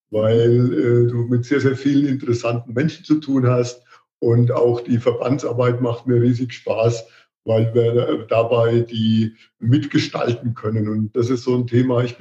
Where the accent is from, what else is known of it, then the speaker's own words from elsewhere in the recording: Marktheidenfeld, Bavaria, Germany; accent: Franconian; ich bin aus Markaldenfeld, Franke, wie man unschwer hört